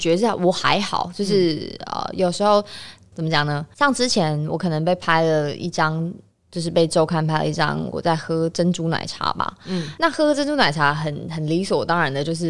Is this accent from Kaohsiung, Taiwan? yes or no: yes; Kaohsiung, Taiwan; moved away; 那我已经那么难得回高雄一趟